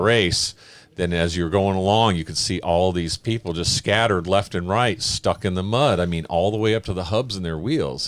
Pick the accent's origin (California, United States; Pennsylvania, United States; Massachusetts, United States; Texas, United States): California, United States; Oakland; I grew up in Oakland, California